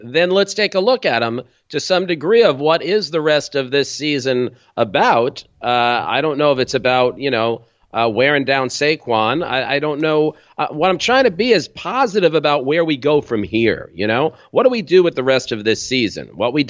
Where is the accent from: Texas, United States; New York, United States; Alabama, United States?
New York, United States; Valley Stream; also born or lived in Brooklyn; I'm from New York, born in Brooklyn, raised on Long Island. Not the fancy Long Island. You can spit to Queens from where I'm from, Valley Stream, Long Island.